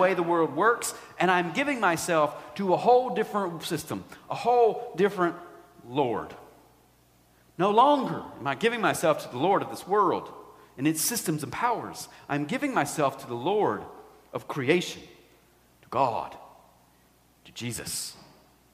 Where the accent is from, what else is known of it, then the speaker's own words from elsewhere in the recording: United States; we are Americans.